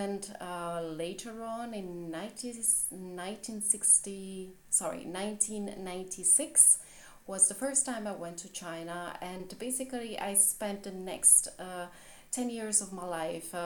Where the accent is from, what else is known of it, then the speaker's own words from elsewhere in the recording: Italy; English is a second language; now in Berlin, Germany; I am originally from Italy and I live in Berlin in Germany, and even though my mother tongue is not English, I do write in English.